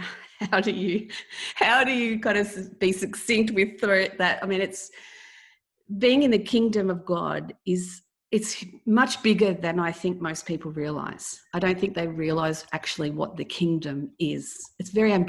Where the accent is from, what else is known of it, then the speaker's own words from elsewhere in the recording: Melbourne, Victoria, Australia; I was born in Melbourne, Australia.